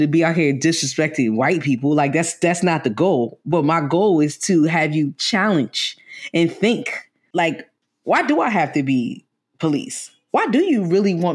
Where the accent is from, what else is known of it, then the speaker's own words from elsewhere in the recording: New York City, New York, United States; Because I'm from New York, I'm from the Bronx